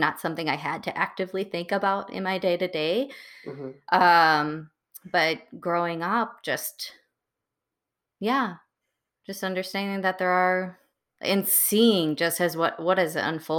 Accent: Muskego, Wisconsin, United States; growing up in Wisconsin, there were, at least in Muskego, there were not many minorities in my high school at all.

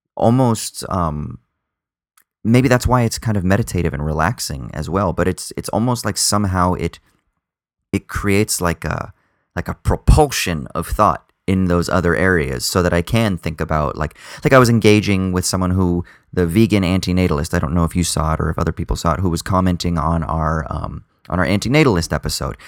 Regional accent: Southern California, United States; now in Sydney, Australia; I'm from Southern California and I grew up in the ocean

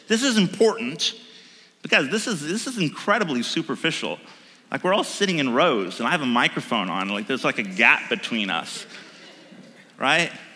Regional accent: United States; I'm an American

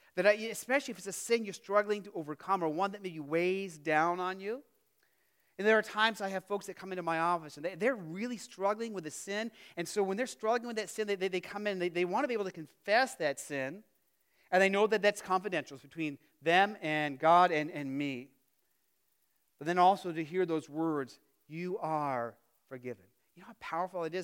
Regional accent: Phoenix, Arizona, United States; moved away; growing up in Phoenix

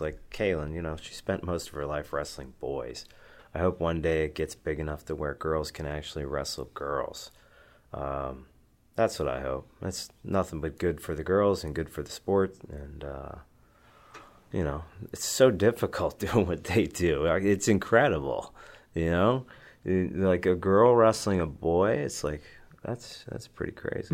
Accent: Western Pennsylvania, United States; when I was growing up, at the time, uh, in Western Pennsylvania, I was wrestling

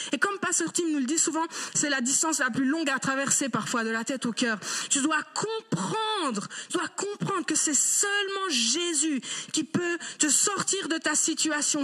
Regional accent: Geneva, Switzerland; j'ai grandi à Genève

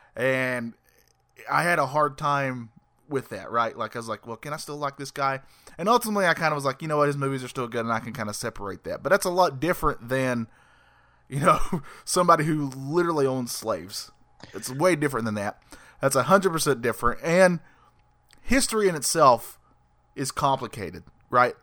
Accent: North Carolina, United States; I'm Southern. Uh, born and raised in the South

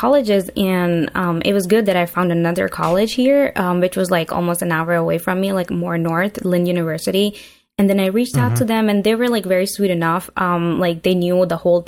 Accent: Pakistan; moved away as an adult; I grew up in Pakistan and then I moved here like almost 7 years ago now.

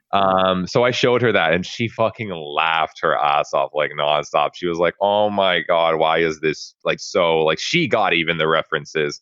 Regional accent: Canada; I'm Canadian

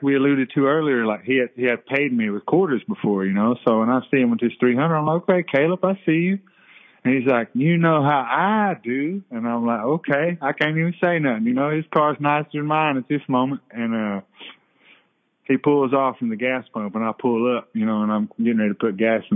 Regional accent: Cherokee, North Carolina, United States; born and raised in Cherokee, Wolftown.

